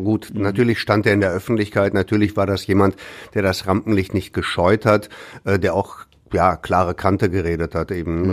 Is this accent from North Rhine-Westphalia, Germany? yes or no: yes; Ruhr area, North Rhine-Westphalia, Germany; hier bei uns im Ruhrgebiet